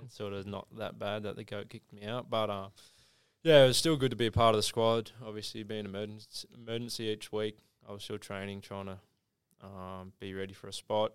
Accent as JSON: {"language": "English", "town": "Mount Gambier", "region": "South Australia", "country": "Australia", "tie": "born or raised there", "also_born_or_lived": "Adelaide", "moved": "yes", "lives_now": "Geelong, Australia", "said": "Growing up in Mount Gambier"}